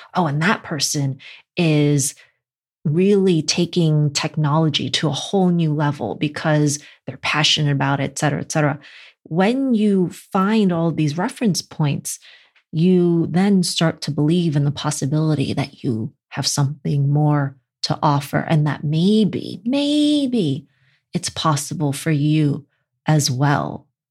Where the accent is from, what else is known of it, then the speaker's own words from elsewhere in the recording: New York City, New York, United States; I'm from Brooklyn